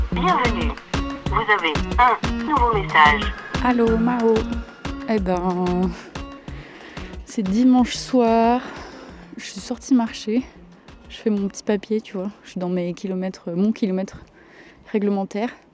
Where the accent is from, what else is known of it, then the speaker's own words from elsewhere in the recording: Provence-Alpes-Côte d'Azur, France; j'ai grandi en Provence